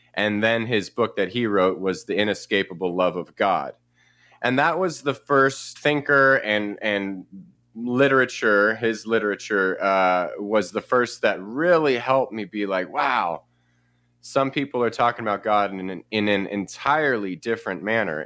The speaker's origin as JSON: {"language": "English", "town": "Paradise", "region": "California", "country": "United States", "tie": "born or raised there", "also_born_or_lived": "San Jose, California", "lives_now": "Chico, United States", "said": "I grew up in Northern California. I was born in San Jose and, uh, moved up to a little town called Paradise"}